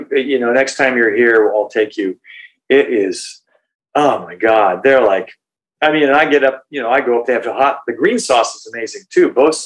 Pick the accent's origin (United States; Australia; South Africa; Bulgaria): United States; Oregon; moved away; I'm a hick from Oregon